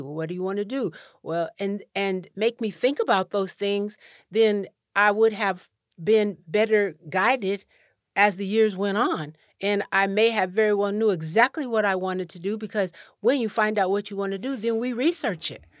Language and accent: English; Cheyenne, Wyoming, United States; moved away; also born or lived in Rancho Cordova, California / Ghana; I w, was born and raised in Cheyenne, Wyoming